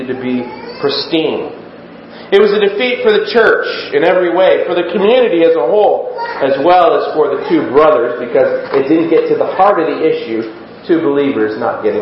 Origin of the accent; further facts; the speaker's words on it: United States; we as Americans